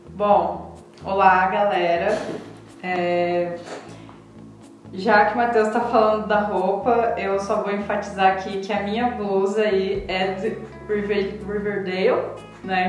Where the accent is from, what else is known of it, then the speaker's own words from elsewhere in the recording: Maringá, Paraná, Brazil; now in Luís Eduardo Magalhães, Brazil; eu sou de Maringá, Paraná, natural de Maringá, Paraná